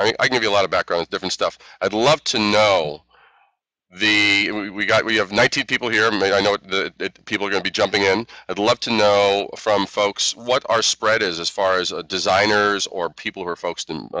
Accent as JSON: {"language": "English", "town": "New York City", "region": "New York", "country": "United States", "tie": "born or raised there", "also_born_or_lived": "Brooklyn / Queens / Long Island / Manhattan", "said": "So I'm a native New Yorker"}